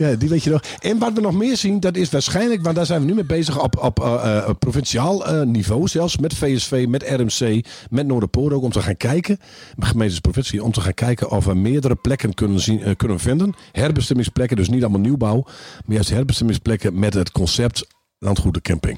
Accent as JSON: {"language": "Dutch", "region": "Groningen", "country": "Netherlands", "said": "wij als Groningers"}